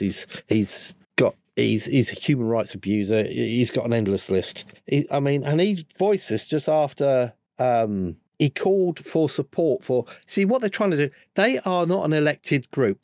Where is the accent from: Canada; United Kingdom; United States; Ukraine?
United Kingdom; being a Brit